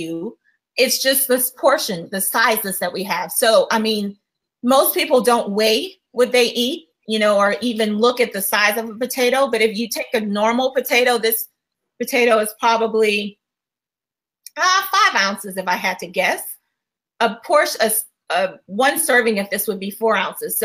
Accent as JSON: {"language": "English", "region": "Louisiana", "country": "United States", "tie": "born or raised there", "said": "I'm from Louisiana"}